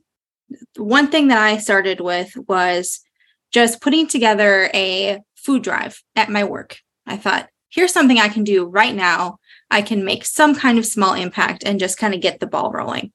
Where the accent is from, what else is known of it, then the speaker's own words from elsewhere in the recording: Moorhead, Minnesota, United States; I am from Moorhead, Minnesota. That's where I am on city council. Love being on the side of the river, Minnesotan my whole life